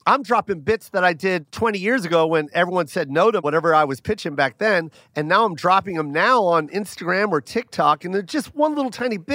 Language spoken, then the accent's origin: English; Tacoma, Washington, United States; moved away; I'm from Tacoma, and there's a lot of Asians